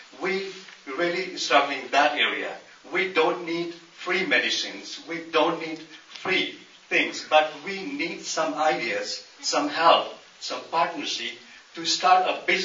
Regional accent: Nepal; moved away; I'm originally from Nepal.

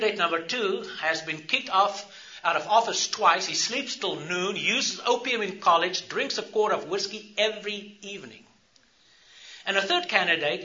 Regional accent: South Africa; I grew up in South Africa, apartheid South Africa

